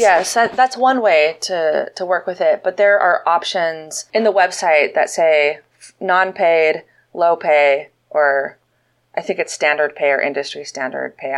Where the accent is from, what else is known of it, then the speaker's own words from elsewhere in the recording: Montana, United States; moved away as an adult; also born or lived in Los Angeles / San Francisco; now in Austin, United States; I was born and raised in Montana